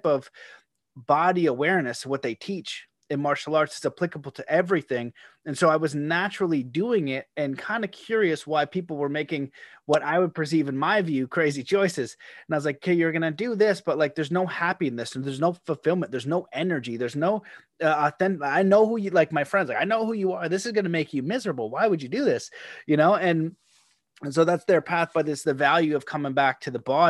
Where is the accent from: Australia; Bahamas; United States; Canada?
Canada; being Canadian